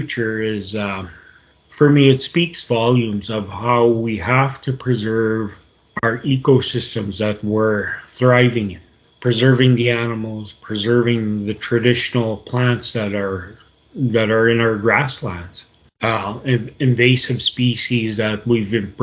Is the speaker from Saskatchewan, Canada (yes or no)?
yes; Sturgeon Lake First Nation, Saskatchewan, Canada; I hail from Sturgeon Lake First Nation, where I grew up and raised.